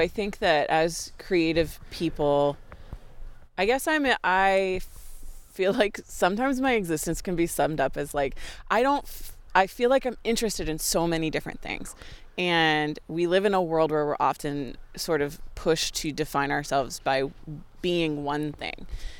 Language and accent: English; Honolulu, Hawaii, United States; born there; I was born in Honolulu, and we lived there for a couple different stints because my dad was in the Coast Guard.